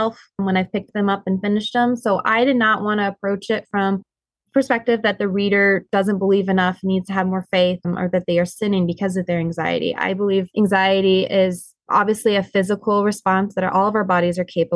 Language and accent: English; Montana, United States; now in Michigan, United States; we live here in Michigan. I'm originally actually from Montana.